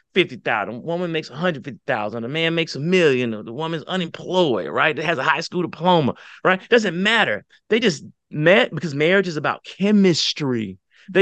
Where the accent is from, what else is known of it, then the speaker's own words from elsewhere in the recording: the South, United States; I'm from the South.